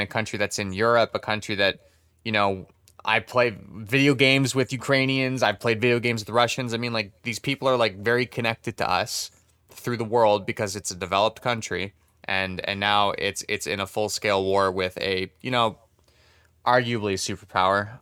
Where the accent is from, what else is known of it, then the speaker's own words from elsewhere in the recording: Canada; we're Canadian